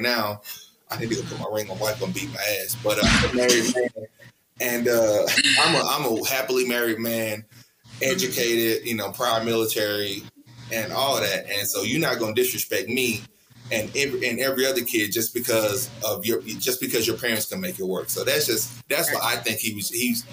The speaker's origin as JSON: {"language": "English", "region": "Mississippi", "country": "United States", "said": "I'm from Mississippi."}